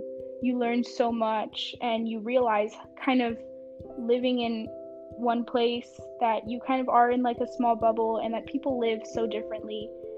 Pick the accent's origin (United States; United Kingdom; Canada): United States; Nashville, Tennessee; English is a second language; also born or lived in Mexico; So I was born in Mexico. When I was 2, I moved to Nashville, Tennessee, and that's kind of where I learned English. And all throughout this, at home, we speak Spanish and French.